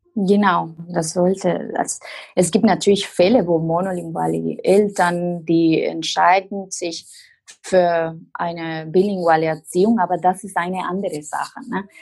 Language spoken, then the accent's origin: German; Costa Rica; first language Spanish; German is a second language; moved away as an adult; now in Germany; eigentlich komme ich aus Costa Rica, aber wohne seit fast elf Jahren in Deutschland.